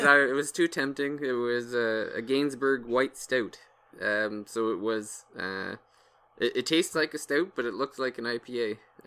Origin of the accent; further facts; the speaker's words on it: Canada; I'm Canadian